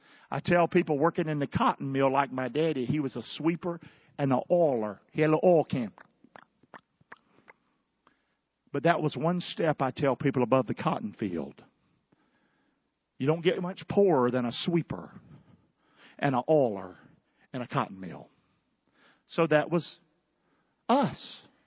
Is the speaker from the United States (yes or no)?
yes; the South, United States; And I grew up in the South and in the country.